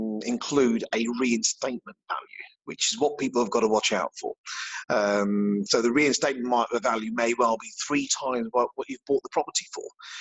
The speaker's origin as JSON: {"language": "English", "town": "Slough", "region": "South East England", "country": "United Kingdom", "tie": "born or raised there", "said": "I started off with a small insurance brokers when I grew up in Slough"}